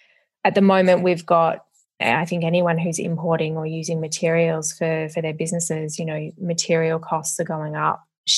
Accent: Melbourne, Victoria, Australia; also born or lived in Perth / Brisbane; I was born in Perth and moved with my parents and brother to Brisbane and then later to Melbourne.

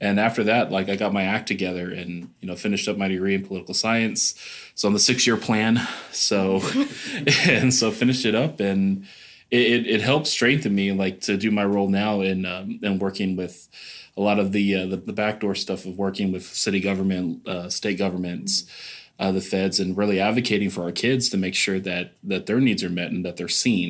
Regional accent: Belton, Texas, United States; moved away as an adult; now in San Antonio, United States; I'm originally from Belton, Texas

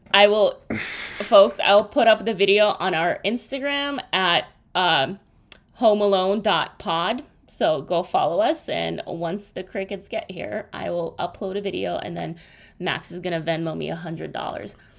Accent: Russia; moved away; when I grew up in Russia

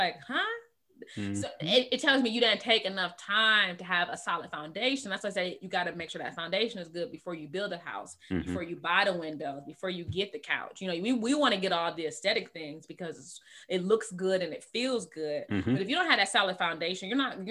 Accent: Michigan, United States; we're from Michigan

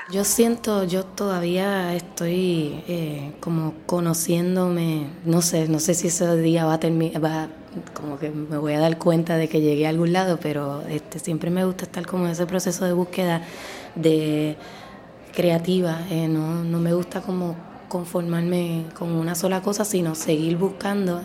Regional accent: Puerto Rico; lo que somos nosotros como puertorriqueños

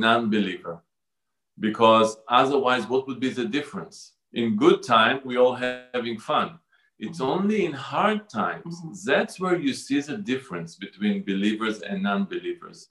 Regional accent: Jerusalem, Jerusalem District, Israel; I was born in Jerusalem um, to a conservative Jewish family.

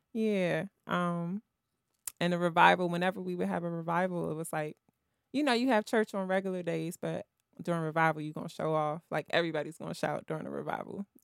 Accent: Washington, District of Columbia, United States; I grew up in Southeast

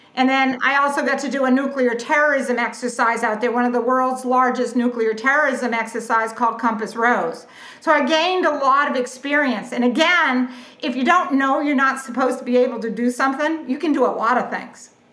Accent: southeastern Massachusetts, United States; now in Ponte Vedra, United States; I grew up in southeastern Massachusetts

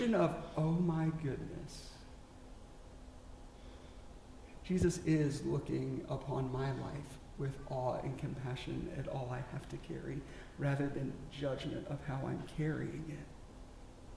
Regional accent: South Carolina, United States; moved away; also born or lived in Texas; I grew up in South Carolina

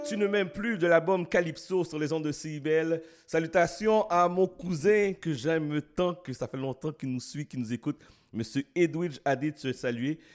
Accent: Haiti; je suis haïtien

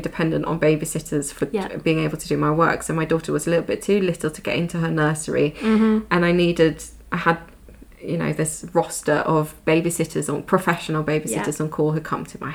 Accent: Sweden; now in United Kingdom; I grew up in the Swedish system. I'm now bringing my kids back to Sweden to put them into the Swedish system.

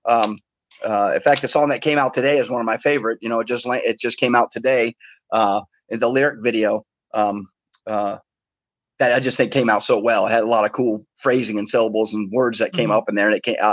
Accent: Miami, Florida, United States; I was born in Miami

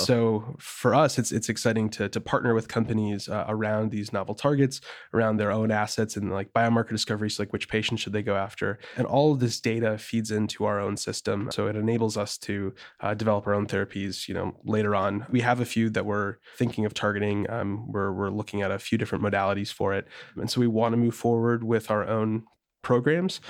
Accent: Wisconsin, United States; moved away as an adult; also born or lived in St. Louis, Missouri; now in Bay Area, United States; I'm from Wisconsin originally, and it's, it's a very purple state. And so when I was growing up, uh, I was more in the rural area.

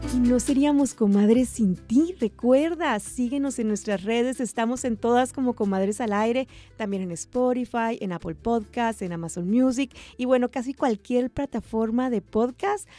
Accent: Sonora, Mexico; moved away; mi tierra, hasta Sonora, México

